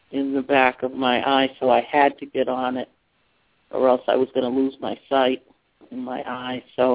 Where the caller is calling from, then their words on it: Massachusetts, United States; I'm calling from Massachusetts.